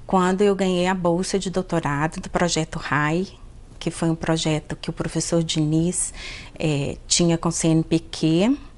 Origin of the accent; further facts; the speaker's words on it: Belo Horizonte, Minas Gerais, Brazil; also born or lived in Teófilo Otoni; Eu sou originalmente de Tioflotone, a minha família toda é de lá, mas eu vim para cá, para Belo Horizonte, com dois anos. E me sinto um pouco Belo Horizontina, mas tenho o maior orgulho de ter nascido em Tioflotone.